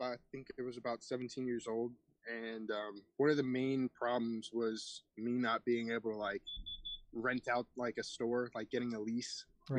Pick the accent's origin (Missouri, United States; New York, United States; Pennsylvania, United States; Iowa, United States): New York, United States; born there; also born or lived in Florida; I'm 19 years old. I'm originally from, I was born in New York. And then we ended up moving to Florida